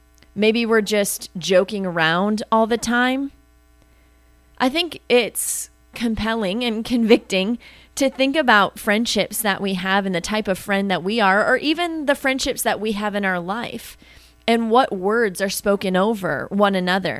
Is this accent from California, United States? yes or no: no; Wisconsin, United States; I grew up in Wisconsin